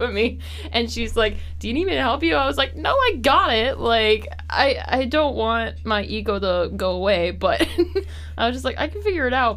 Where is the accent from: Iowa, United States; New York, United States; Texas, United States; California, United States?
Iowa, United States; Belmond; also born or lived in Nyack / Mason City; I came from Belmont. I graduated with a class of 48.